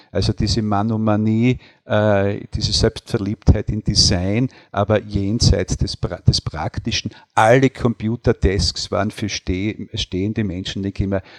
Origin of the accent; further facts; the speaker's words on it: Deutschlandsberg, Styria, Austria; moved away as an adult; now in Wies, Austria; ich bin nach Wies zugereist. Ich bin in Deutschlandsberg geboren